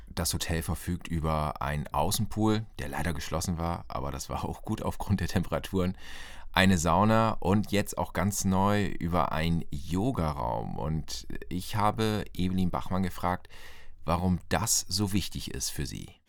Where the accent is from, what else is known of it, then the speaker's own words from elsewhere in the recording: Northern Germany, Germany; als Norddeutscher